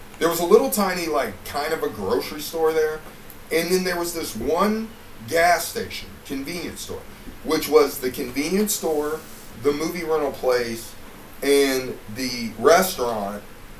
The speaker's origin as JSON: {"language": "English", "town": "Cleveland", "region": "Ohio", "country": "United States", "also_born_or_lived": "Indiana", "said": "Because I'm from up north, you know. I was born in Cleveland, and then I, lived in Indiana."}